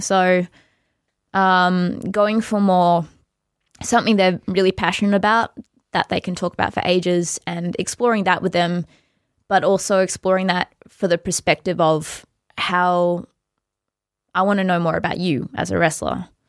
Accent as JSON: {"language": "English", "country": "Australia", "said": "we're very Australian"}